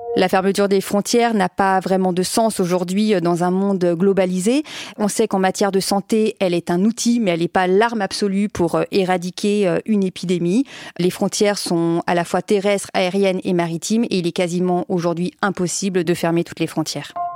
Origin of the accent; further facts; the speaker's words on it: France; il est chez nous en France